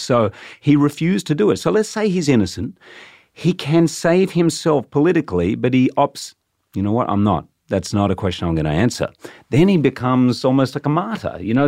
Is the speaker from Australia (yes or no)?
yes; Australia; I'm actually Australian